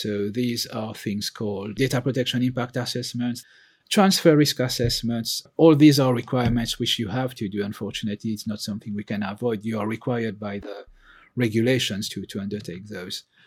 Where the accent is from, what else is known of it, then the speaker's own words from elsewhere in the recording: Mauritius; also born or lived in continental Europe; now in United Kingdom; I'm originally from Mauritius. I've lived and worked in five countries, inc-, that includes the U K, as well as in continental Europe and emerging markets.